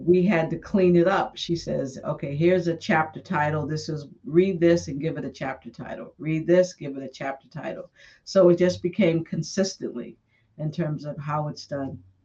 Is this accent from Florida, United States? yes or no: no; Boston, Massachusetts, United States; moved away as an adult; also born or lived in Brooklyn, New York / Washington, D.C.; I grew up in Boston, and after high school in Boston